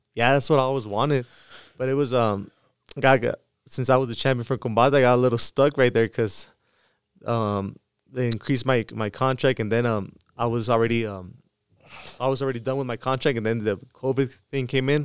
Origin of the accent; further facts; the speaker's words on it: Mexicali, Baja California, Mexico; my hometown, uh, Mexicali